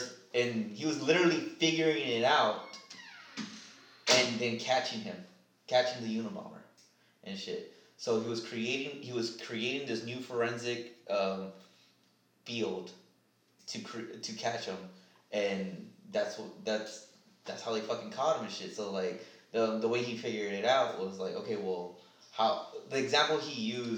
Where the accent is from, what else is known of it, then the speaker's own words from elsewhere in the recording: Philadelphia, Pennsylvania, United States; Yeah, you know I'm from Philadelphia, right?